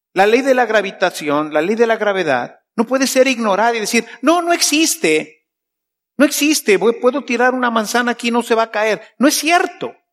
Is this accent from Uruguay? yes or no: no; Mexico; yo vengo de México